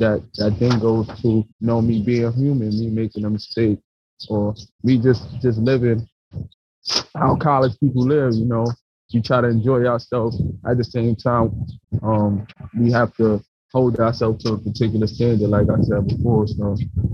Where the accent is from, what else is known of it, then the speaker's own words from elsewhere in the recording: New York City, New York, United States; me coming from the tough neighborhood that I grew up in the South Bronx